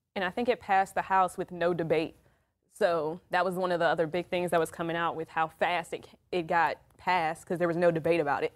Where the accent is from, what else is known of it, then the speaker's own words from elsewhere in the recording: DC metro area, Maryland, United States; moved away; I am originally from the Maryland, D C metro area.